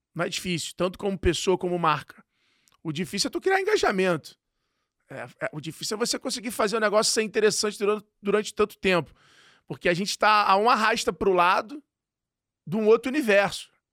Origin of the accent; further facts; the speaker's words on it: Rio de Janeiro, Brazil; eu sou carioca